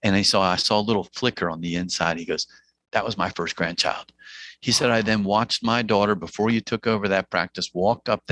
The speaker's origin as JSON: {"language": "English", "region": "New Jersey", "country": "United States", "accent": "Jersey twang", "said": "I'm from New Jersey, so I'm going to paraphrase with a little bit of a Jersey twang"}